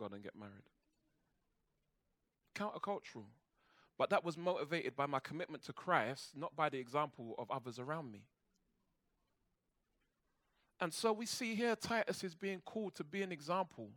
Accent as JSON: {"language": "English", "region": "London", "country": "United Kingdom", "tie": "born or raised there", "said": "I grew up in church in Brixton, and then when my dad came to faith, he started taking me to a Baptist church in Peckham."}